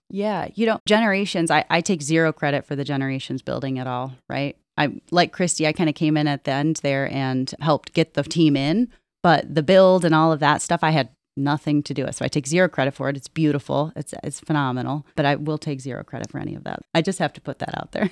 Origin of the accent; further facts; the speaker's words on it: Perrysburg, Ohio, United States; also born or lived in Minnesota; I am from Perrysburg. I grew up in the Toledo area